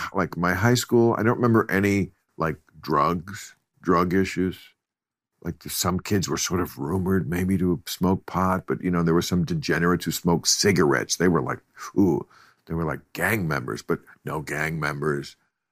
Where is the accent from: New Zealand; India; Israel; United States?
United States; New Jersey; I grew up in Bergen County, New Jersey